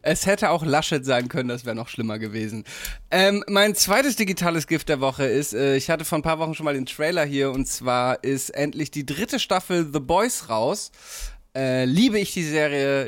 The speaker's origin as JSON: {"language": "German", "town": "Damme", "region": "Lower Saxony", "country": "Germany", "tie": "born or raised there", "said": "in meiner Heimat in Damme"}